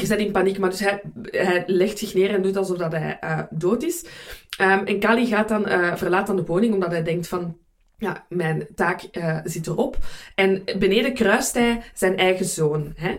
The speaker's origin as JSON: {"language": "Dutch", "country": "Belgium", "said": "voor mij als Belg"}